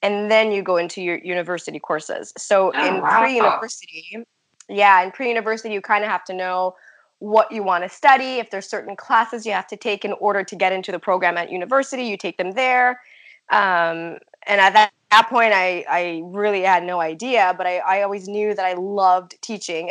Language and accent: English; Montreal, Quebec, Canada; I grew up and was raised and born in Montreal. But my family is from Italy.